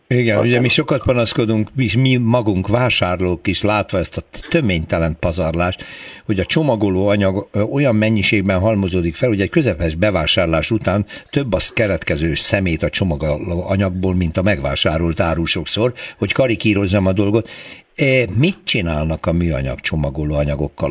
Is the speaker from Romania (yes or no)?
no; Hódmezővásárhely, Csongrád-Csanád, Hungary; én hódmezővásárhelyről származom